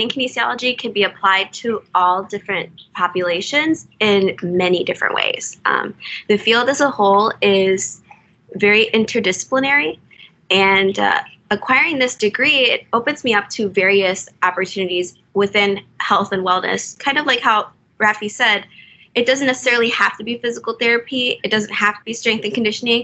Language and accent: English; Mount Prospect, Illinois, United States; moved away; also born or lived in Texas; I grew up in Mount Prospect, Illinois